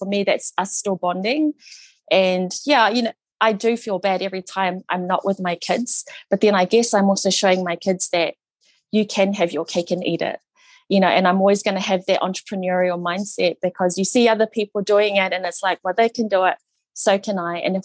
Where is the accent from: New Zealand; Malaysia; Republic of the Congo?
New Zealand; Samoan, New Zealand-born Samoan Niuean, but predominantly brought up the Samoan way